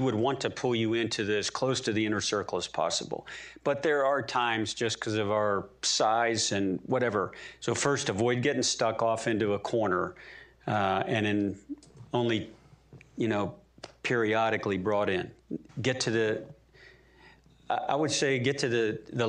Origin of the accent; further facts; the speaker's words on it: Maryland, United States; we're both Marylanders